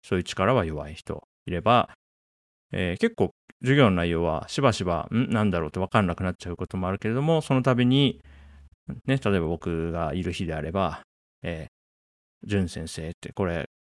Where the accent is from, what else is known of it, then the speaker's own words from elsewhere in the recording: Japan; 僕は1983年に日本に生まれて、まあ、40年、ね、経ちましたね。